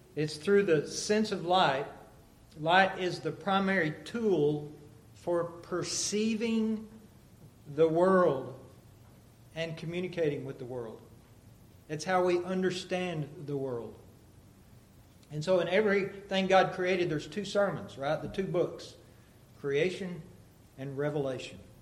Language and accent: English; United States; moved away; we'd fly into Dallas and drive to Amarillo up to my hometown, and it's just flat.